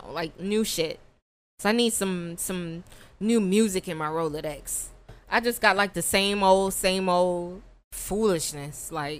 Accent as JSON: {"language": "English", "country": "Jamaica", "said": "Guys, I'm Jamaican."}